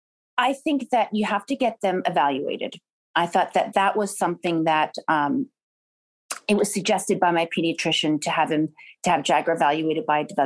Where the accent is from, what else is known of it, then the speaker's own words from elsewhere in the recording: New York, United States; now in California, United States; I'm a New Yorker. I love New York so much. But now having kids, I think it's easier, you know, for them in California.